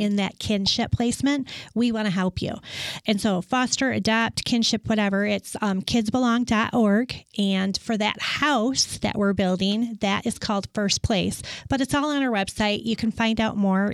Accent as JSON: {"language": "English", "region": "West Michigan", "country": "United States", "tie": "born or raised there", "also_born_or_lived": "Pittsburgh / Dallas", "moved": "as an adult", "said": "I was born and raised in West Michigan."}